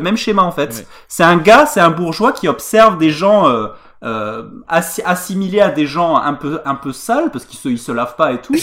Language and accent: French; Tarn, Occitania, France; je, me sens offensé en Tarnais